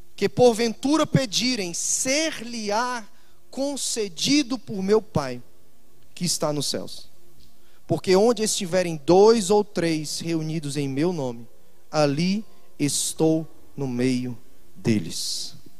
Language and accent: Portuguese; Fortaleza, Ceará, Brazil; also born or lived in Itajaí; no meu estado, na minha cidade, Fortaleza, de onde eu sou